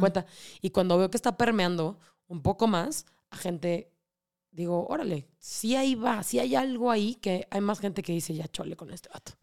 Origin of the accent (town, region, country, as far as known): Mexico